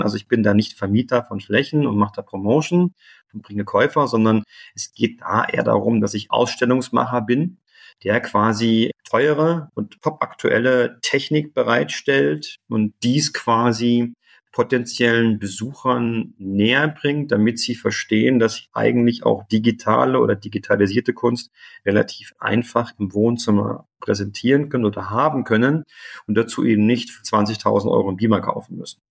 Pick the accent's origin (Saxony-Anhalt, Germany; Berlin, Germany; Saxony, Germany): Berlin, Germany; moved away; also born or lived in Munich; Jetzt bin ich selber Berliner